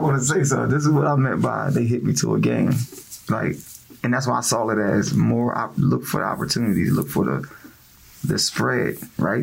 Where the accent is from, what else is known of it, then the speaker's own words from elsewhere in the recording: New Jersey, United States; now in Greensboro, United States; I'm from Jersey